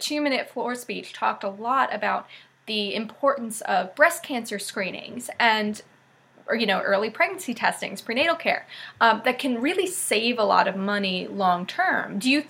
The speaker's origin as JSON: {"language": "English", "region": "Northeast", "country": "United States", "said": "I'm from the Northeast"}